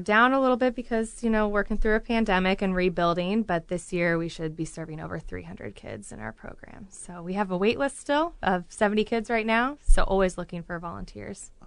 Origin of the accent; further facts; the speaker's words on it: Galesburg, Illinois, United States; moved away as an adult; now in Peoria, United States; I was born and raised around the Galesburg area, so pretty close, forty-five minutes away. But I've been in Peoria for, oh, about fifteen years.